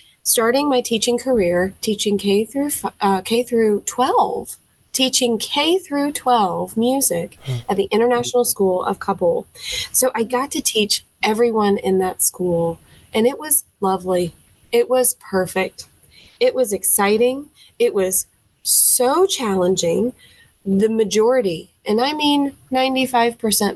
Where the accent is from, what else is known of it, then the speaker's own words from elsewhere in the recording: Nashville, Tennessee, United States; accent: Southern; now in Florence, United States; I was born and raised in Nashville, Tennessee